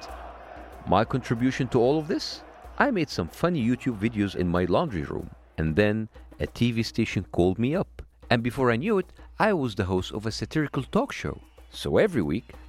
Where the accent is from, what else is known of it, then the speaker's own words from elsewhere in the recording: Egypt; I'm from Egypt